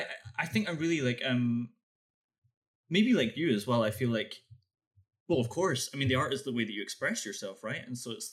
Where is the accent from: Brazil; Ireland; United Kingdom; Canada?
United Kingdom; Glasgow, Scotland; now in Stavanger, Norway; I'm from Glasgow, but I now live in Norway.